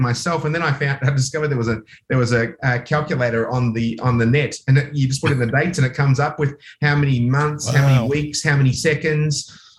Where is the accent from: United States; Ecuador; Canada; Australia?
Australia; also born or lived in Oxford, United Kingdom; but I was born in Oxford, England, but I came to Australia when I was less than 2 years of age, so I didn't really have time to pick up any lingo.